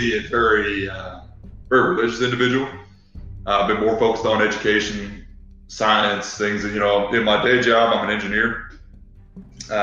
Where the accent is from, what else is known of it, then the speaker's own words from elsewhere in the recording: Arkansas, United States; moved away; you might be able to tell I sound a little funny. I actually grew up down south. I grew up in Arkansas.